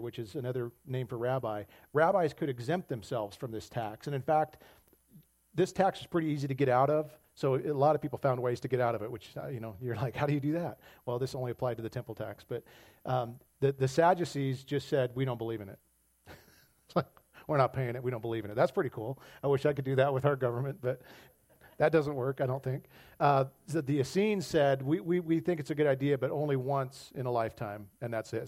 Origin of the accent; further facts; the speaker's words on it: United States; as American Christians